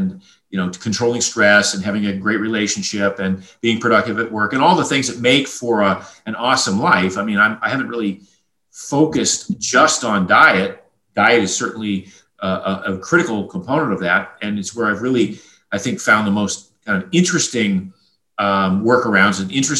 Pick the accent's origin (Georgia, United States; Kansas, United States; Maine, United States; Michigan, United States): Maine, United States; I grew up in a fishing village in Maine.